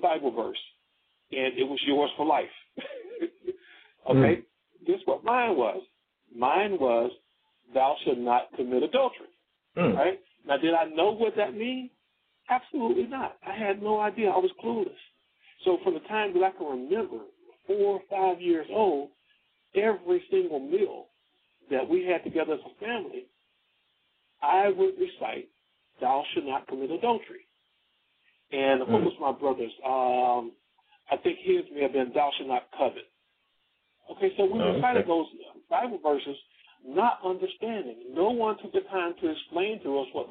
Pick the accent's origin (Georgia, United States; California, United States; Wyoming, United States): Georgia, United States; South; I grew up in the South, in South Georgia, small town